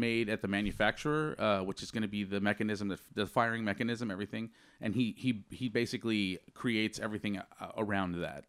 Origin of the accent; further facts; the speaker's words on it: San Antonio, Texas, United States; moved away as an adult; also born or lived in Harlingen, Texas / Austin, Texas; now in San Francisco, United States; growing up in San Antonio